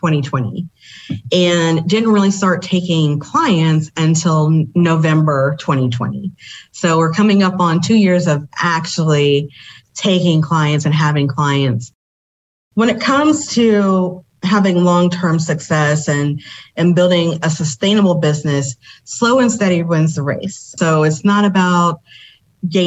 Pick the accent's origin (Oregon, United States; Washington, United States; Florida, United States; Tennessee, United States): Tennessee, United States; Memphis; I'm actually originally from Memphis, Tennessee